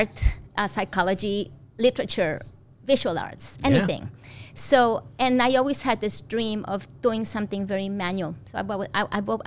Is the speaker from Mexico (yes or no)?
yes; Mexico; moved away; So I grew up in Mexico